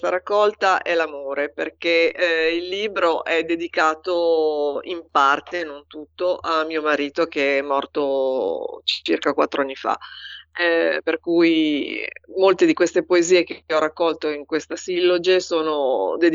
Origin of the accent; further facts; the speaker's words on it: Milan, Lombardy, Italy; born there; now in Pavia, Italy; io sono nata a Milano.